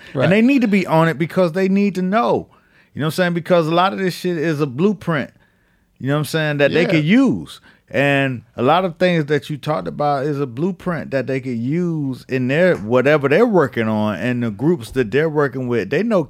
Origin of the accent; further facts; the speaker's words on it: Miami, Florida, United States; I'm from Miami.